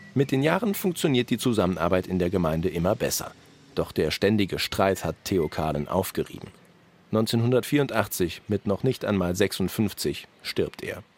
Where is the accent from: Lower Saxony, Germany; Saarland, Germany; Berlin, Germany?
Saarland, Germany; Saarbrücken; Wir sind ganz klar Duttweilerer.